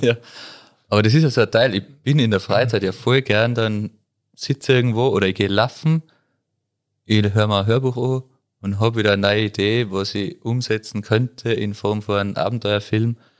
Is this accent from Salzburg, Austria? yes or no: no; Tyrol, Austria; bei uns in Tirol